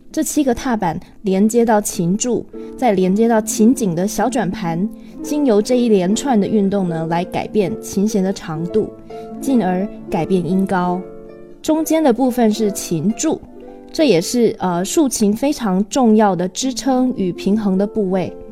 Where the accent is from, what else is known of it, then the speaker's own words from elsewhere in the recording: Taiwan; 我来自台湾